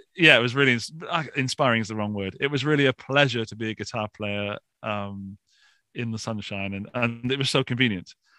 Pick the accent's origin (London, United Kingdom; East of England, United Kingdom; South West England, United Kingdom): South West England, United Kingdom; Forest of Dean, Gloucestershire; accent: British; moved away as an adult; now in Austria; I come from a small, small village in the southwest of Gloucestershire in a place called the Forest of Dean